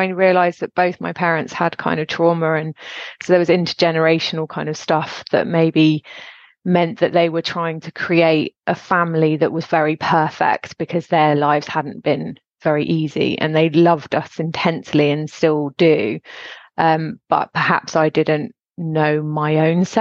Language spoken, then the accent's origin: English; Gloucestershire, South West England, United Kingdom; also born or lived in Suffolk; we moved from Suffolk to Gloucestershire when I was 8.